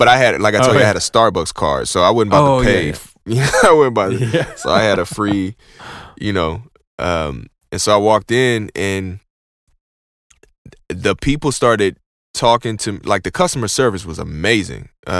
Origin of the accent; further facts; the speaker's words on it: Houston, Texas, United States; I'm from Houston